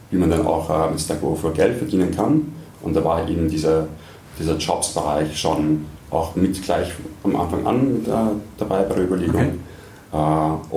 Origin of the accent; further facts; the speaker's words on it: Austria; moved away as an adult; also born or lived in England; ich komme aus Österreich, äh, bin in Österreich aufgewachsen, habe in Österreich studiert, Wirtschaft